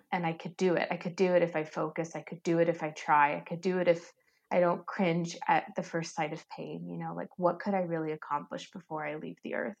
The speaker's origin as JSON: {"language": "English", "country": "United States", "said": "I'm a first generation American"}